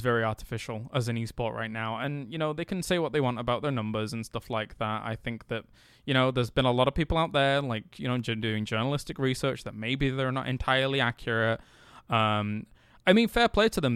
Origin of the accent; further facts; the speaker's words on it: England, United Kingdom; as somebody from England